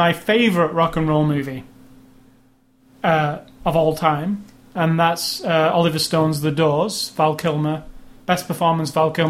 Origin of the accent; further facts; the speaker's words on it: United Kingdom; it's also British, which I'm kind of, I have a, you know, yes. I'm British.